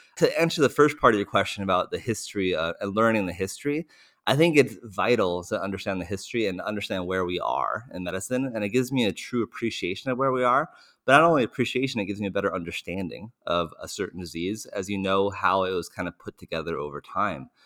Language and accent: English; United States; as an American, I don't speak many other languages